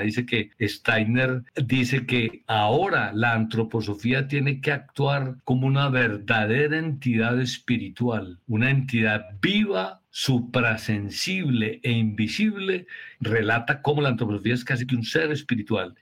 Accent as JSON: {"language": "Spanish", "country": "Colombia", "said": "estamos trabajando en Medellín y en Colombia"}